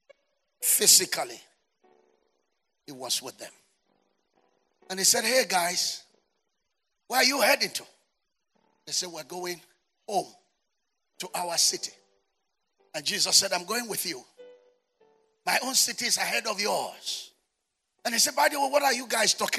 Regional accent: Nigeria; We are British colony

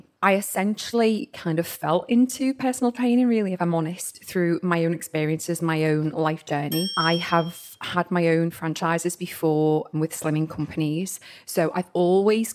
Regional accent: Liverpool, North West England, United Kingdom; moved away as an adult; now in Southport, United Kingdom; I was born and bred in Liverpool

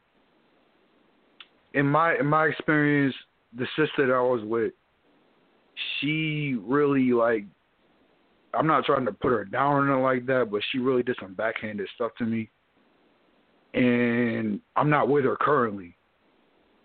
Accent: New Jersey, United States; I'm from Jersey and all that, or Jersey Ave and all

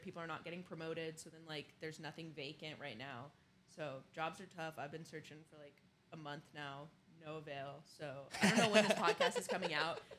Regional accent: Nashville, Tennessee, United States; now in Los Angeles, United States; I'm from Nashville, Tennessee.

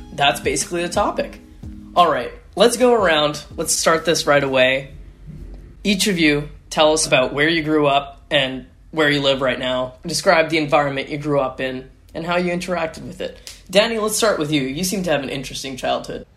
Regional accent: Winnipeg, Manitoba, Canada; I am from Winnipeg, which is a very car driven, um, suburb centric sort of city.

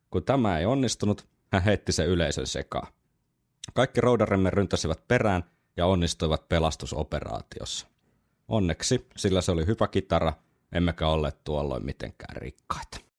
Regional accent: Oulu, North Ostrobothnia, Finland; Itse kun olen Oulusta kotoisin

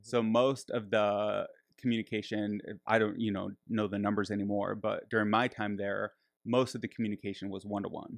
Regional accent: Michigan, United States; I grew up in Michigan.

